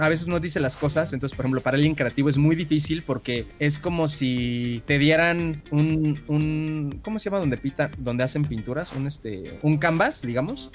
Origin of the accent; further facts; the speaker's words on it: Mexico City, Mexico; yo soy de la Ciudad de México y nací en la Ciudad de México y pues de acá soy